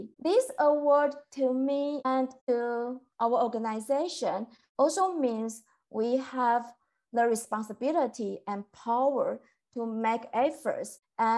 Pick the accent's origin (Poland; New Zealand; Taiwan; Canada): Taiwan; moved away as an adult; now in Philadelphia, United States; I'm from Taiwan. I have been living in Philadelphia for a little bit more than 4 years.